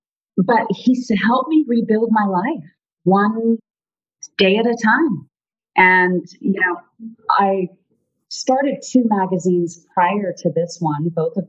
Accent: South Africa; now in United States; So I'm originally from South Africa, and our parents, I have two brothers and a sister, and our parents moved us here to pursue the American dream.

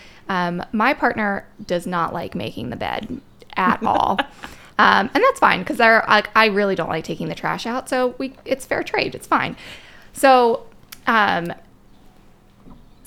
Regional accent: Maryland, United States; moved away as an adult; now in Pennsylvania, United States; I'm originally from Maryland. I've been in Pennsylvania now for most of my adult life.

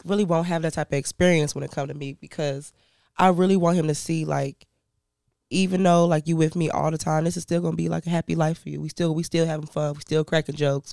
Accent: Chicago, Illinois, United States; also born or lived in Canada / Indiana / Ghana; I grew up in Chicago

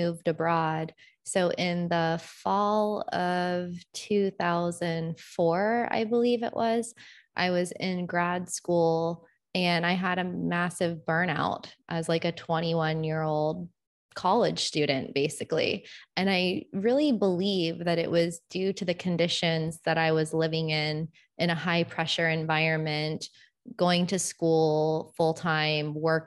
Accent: Florida, United States; moved away as an adult; I'm from Florida originally, and I have been living abroad pretty much full time since the early 2000s.

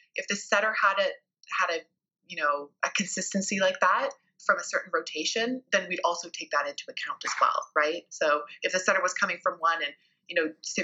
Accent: Canada; as a Canadian

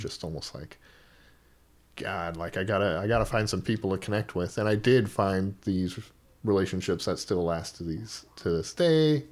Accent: Oahu, Hawaii, United States; moved away as an adult; now in Portland, United States; Hawaii is such where I grew up at least on Oahu, not the outer islands

